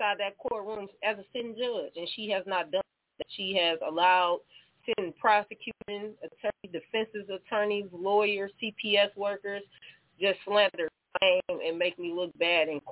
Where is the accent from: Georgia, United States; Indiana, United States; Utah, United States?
Indiana, United States; Elkhart; moved away as an adult; now in Michigan, United States; I'm from Elkhart, Indiana